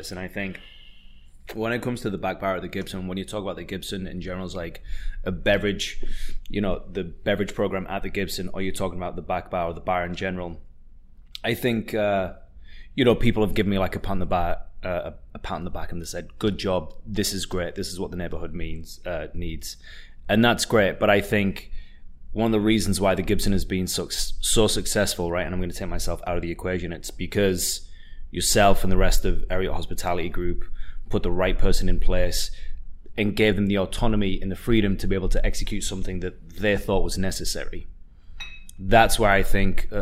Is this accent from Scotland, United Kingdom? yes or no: no; Redcar, North East England, United Kingdom; moved away as an adult; also born or lived in Middlesbrough / Newcastle; now in Miami, United States; So, yeah, I was born in Middlesbrough, but I grew up in Redcar, which is a super small seaside town about 20 minutes down the road.